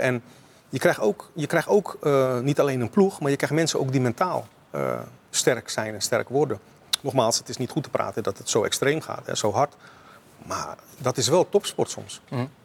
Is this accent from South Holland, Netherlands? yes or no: yes; Rotterdam, South Holland, Netherlands; also born or lived in Suriname; als Rotterdammer